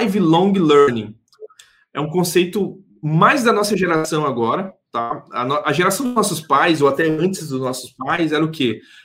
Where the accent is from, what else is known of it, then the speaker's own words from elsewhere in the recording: Porto Velho, Rondônia, Brazil; A gente é aqui mesmo de Porto Velho